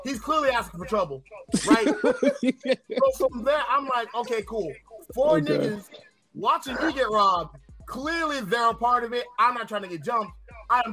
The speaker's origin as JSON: {"language": "English", "town": "Pine Hills", "region": "Florida", "country": "United States", "tie": "born or raised there", "said": "I grew up in Pine Hills off Powers Drive"}